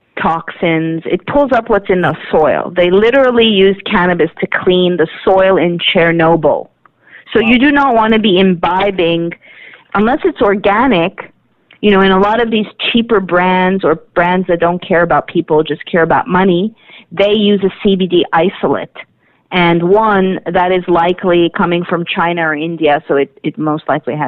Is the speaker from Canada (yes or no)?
yes; Canada; as a Canadian